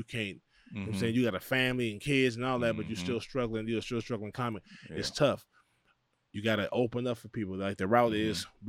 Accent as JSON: {"language": "English", "town": "Los Angeles", "region": "California", "country": "United States", "said": "But we're Craig from Pasadena. I'm from South Central. We from here."}